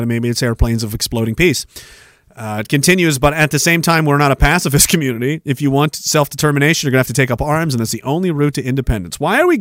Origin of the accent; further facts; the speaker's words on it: Canada; we're Canadian.